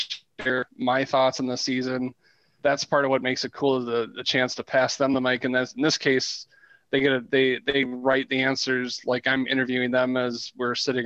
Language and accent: English; Elk River, Minnesota, United States; as a kid growing up in Elk River, which is just 30 miles down the road, more or less